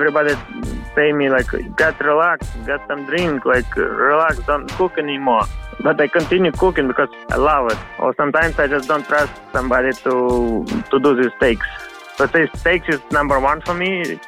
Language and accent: English; Ukraine; English is a second language; moved away as an adult; now in New York, United States; I'm originally from Ukraine.